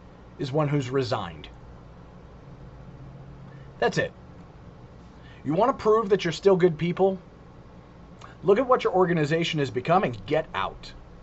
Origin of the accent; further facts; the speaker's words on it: New York City, New York, United States; I was born in New York City.